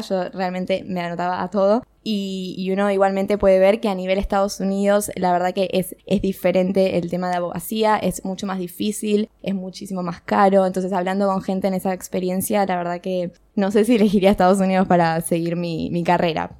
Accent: Argentina; éramos cuatro argentinas

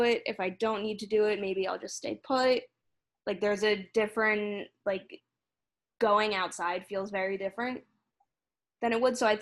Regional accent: New Jersey, United States; moved away; I'm from New Jersey originally

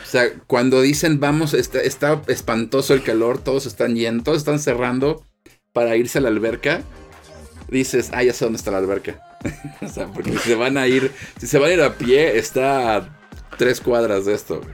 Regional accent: Mexico; soy de México

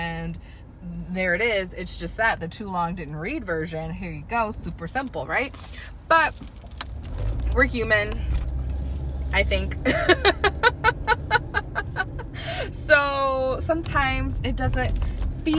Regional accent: the South, United States; I'm from the South

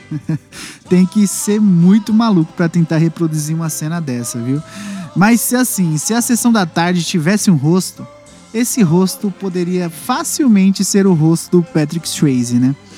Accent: Barueri, São Paulo, Brazil; eu sou de Barueri

